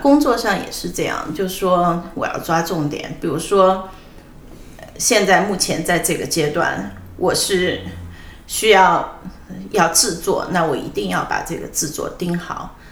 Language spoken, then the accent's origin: Chinese; Ya'an, Sichuan, China; moved away; also born or lived in Hangzhou; 我在四川度过了我的童年，我在四川呢，我父母那时候在四川农业大学教书，搬到雅安的时候